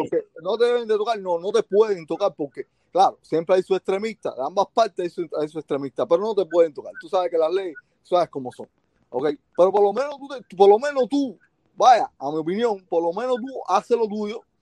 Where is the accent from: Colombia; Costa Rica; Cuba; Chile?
Cuba; ahora nosotros como cubanos necesitamos eh, la ayuda de ustedes, porque mira, estamos bien atrasaditos por culpa de esta gente